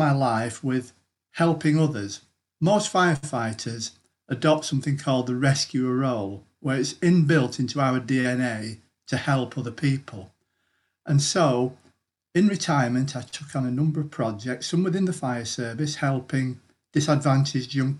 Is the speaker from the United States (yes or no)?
no; Greater Manchester, North West England, United Kingdom; I'm from Greater Manchester.